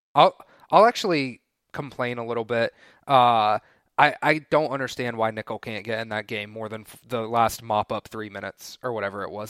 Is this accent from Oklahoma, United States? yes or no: no; Winston-Salem, North Carolina, United States; I'm from Winston-Salem